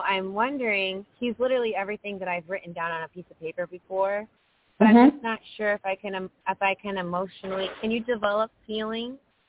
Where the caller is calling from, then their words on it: Florida, United States; Hi, it's … from Florida.